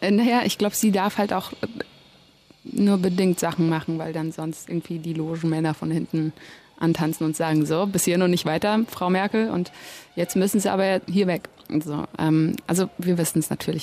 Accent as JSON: {"language": "German", "country": "Germany", "tie": "born or raised there", "said": "ich bin ja hier geboren, und aufgewachsen."}